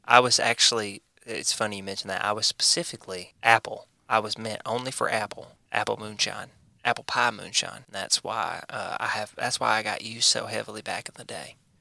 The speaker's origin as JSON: {"language": "English", "country": "United States", "said": "I'm American."}